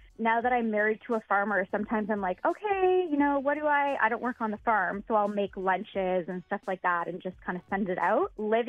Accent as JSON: {"language": "English", "town": "Toronto", "region": "Ontario", "country": "Canada", "moved": "as an adult", "said": "I'm originally from Toronto."}